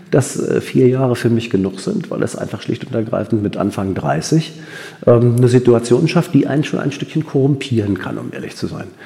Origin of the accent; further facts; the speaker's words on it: Berlin, Germany; Ich bin in Berlin geboren, groß geworden, zur Schule gegangen